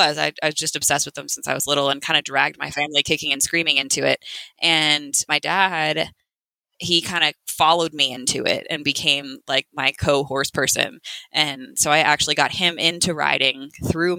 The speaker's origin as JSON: {"language": "English", "town": "Dripping Springs", "region": "Texas", "country": "United States", "tie": "born or raised there", "moved": "as an adult", "lives_now": "Cimarron, United States", "said": "I'm originally from Dripping Springs, Texas. So just west of Austin"}